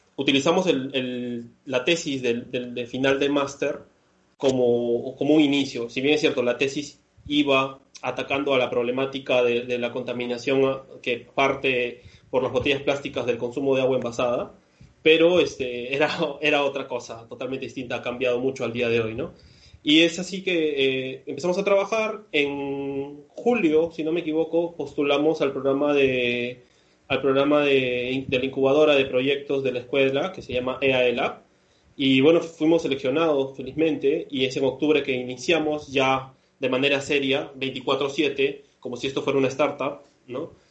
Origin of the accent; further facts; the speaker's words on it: Peru; moved away as an adult; now in Barcelona, Spain; yo finalmente soy, de Perú